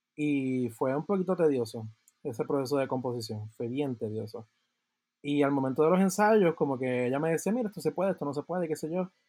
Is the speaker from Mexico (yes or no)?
no; Puerto Rico; soy de Puerto Rico